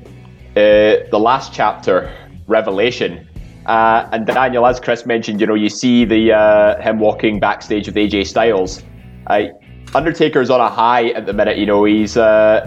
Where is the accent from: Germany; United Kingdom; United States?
United Kingdom; Scotland; we're all Scottish